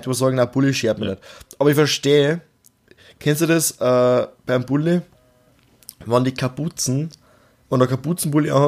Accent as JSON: {"language": "German", "country": "Austria", "said": "Nein, wir sind Österreicher, okay?"}